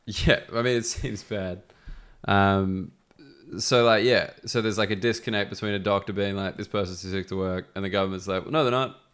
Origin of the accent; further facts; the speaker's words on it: Sydney, New South Wales, Australia; accent: educated Australian; now in London, United Kingdom; I'm from Sydney